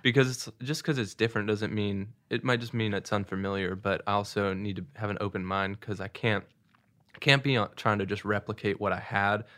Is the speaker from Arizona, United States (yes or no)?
no; Seattle, Washington, United States; also born or lived in Saint Louis, Missouri / Missouri; now in Nashville, United States; I grew up in Seattle, but then moved to Saint Louis and then have been at school at University of Missouri